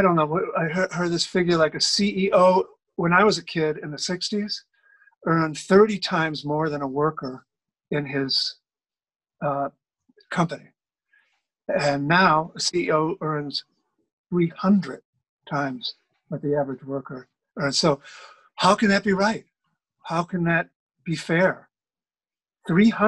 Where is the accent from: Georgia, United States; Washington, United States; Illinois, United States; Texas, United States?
Illinois, United States; Chicago; moved away as an adult; also born or lived in Boston / New York; now in Germany; I grew up in Chicago